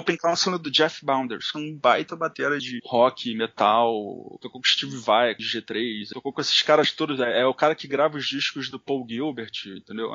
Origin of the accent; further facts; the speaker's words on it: Brazil; eu sou brasileiro